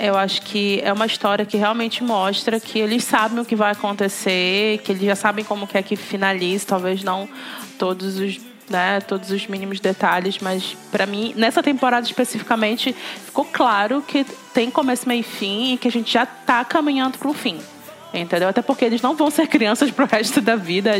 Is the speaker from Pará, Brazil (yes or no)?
yes; Belém, Pará, Brazil; sou de Belém do Pará